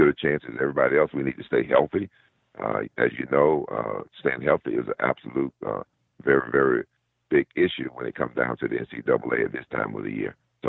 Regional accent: Georgia, United States; moved away; I'm a guy from Georgia, coming from a real small town

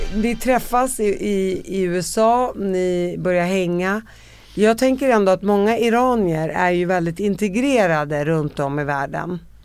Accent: Sweden; jag var två månader när jag kom till Sverige

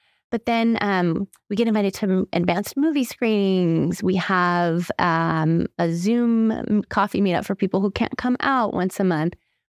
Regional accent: California, United States; no, yes, I'm from California. Like, I say it with pride now.

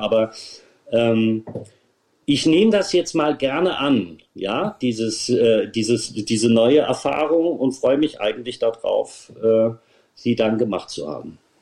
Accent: Germany; meine Heimat

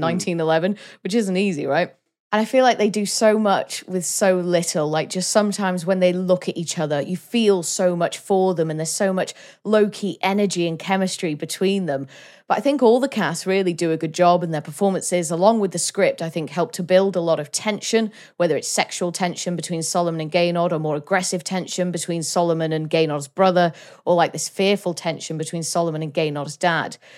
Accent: Wales, United Kingdom; as a Welsh person, like, I like the fact I'm Welsh and I love Wales

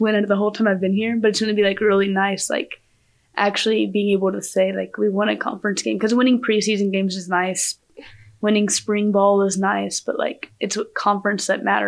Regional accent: Amarillo, Texas, United States; I'm from Amarillo, Texas

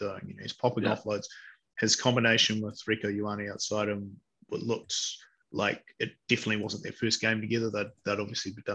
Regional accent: Wellington, New Zealand; I'm from Wellington

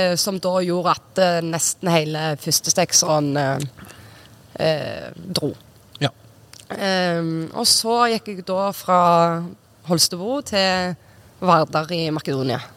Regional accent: Sola, Rogaland, Norway; moved away as an adult; also born or lived in Trondheim / Romania / North Macedonia / Denmark; jeg flytta eh, fra Sola eh, når jeg var 19

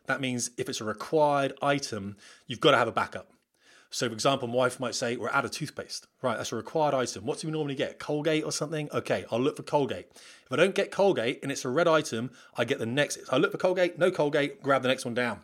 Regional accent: United Kingdom; We're British

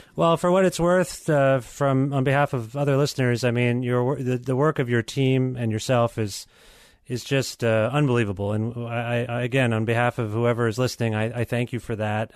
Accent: Guelph, Ontario, Canada; my hometown of Guelph.

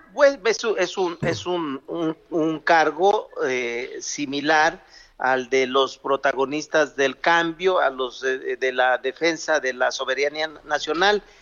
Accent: Zacatecas, Mexico; en mi tierra, la de Zacatecas

